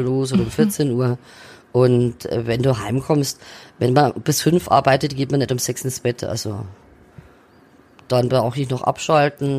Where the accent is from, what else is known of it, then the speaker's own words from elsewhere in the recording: Neumarkt in der Oberpfalz, Bavaria, Germany; now in Fürth, Germany; die Oberpfalz meine Heimat ist, weil ich da aufgewachsen bin.